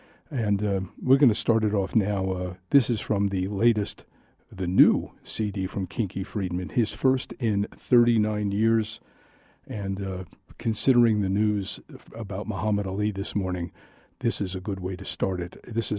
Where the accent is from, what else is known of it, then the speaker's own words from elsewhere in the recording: New York, United States; now in Bern, Switzerland; growing up in New York